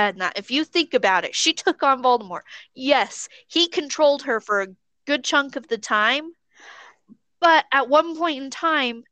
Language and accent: English; United States; We may be American